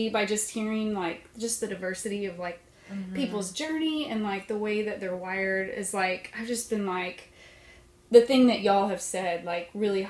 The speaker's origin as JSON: {"language": "English", "town": "Lawton", "region": "Oklahoma", "country": "United States", "tie": "born or raised there", "said": "I am from Oklahoma, and I grew up in Lawton, Oklahoma."}